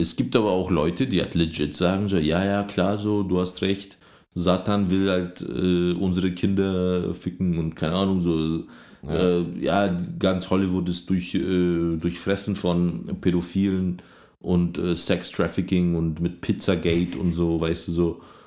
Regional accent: Germany; now in Berlin, Germany; als Deutscher

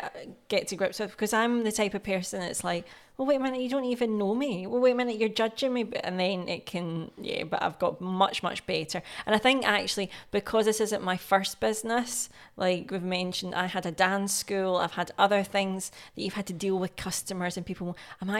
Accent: Scotland, United Kingdom; accent: Scottish; my Scottish accent comes out.

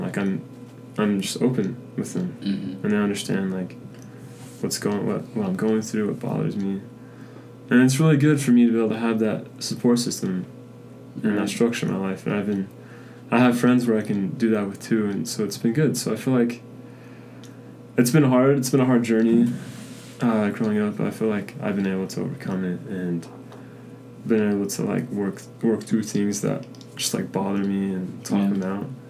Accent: Spanish Fork, Utah, United States; I am from Spanish Fork, Utah

